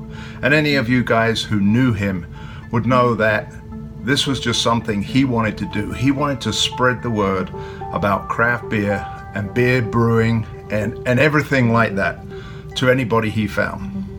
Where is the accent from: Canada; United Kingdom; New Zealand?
United Kingdom; the Brit and Yankee Pub. I'm the Brit